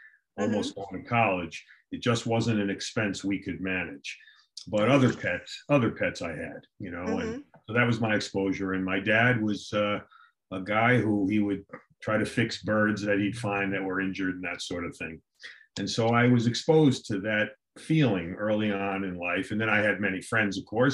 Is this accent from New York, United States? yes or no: yes; New York City, New York, United States; moved away as an adult; also born or lived in Gainesville, Florida; now in Connecticut, United States; I grew up in Staten Island, New York